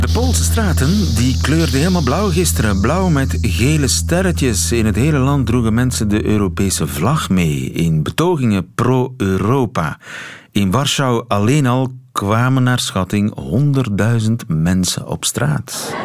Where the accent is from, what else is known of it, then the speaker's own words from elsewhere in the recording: South Flemish countryside, Flanders, Belgium; ik ben opgegroeid in het Zuid-Vlaamse platteland